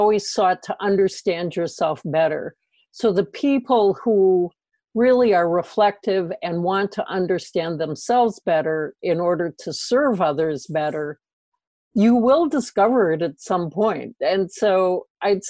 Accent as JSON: {"language": "English", "region": "Minnesota", "country": "United States", "said": "in the Midwest, I'm from Minnesota"}